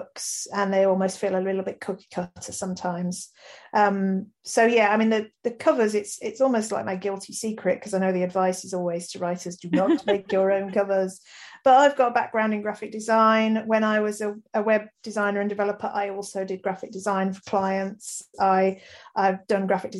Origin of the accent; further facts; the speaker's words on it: Birmingham, West Midlands, United Kingdom; accent: mild Brummie; writing about my home city was great. I'm proud Brummie and really attached to the place.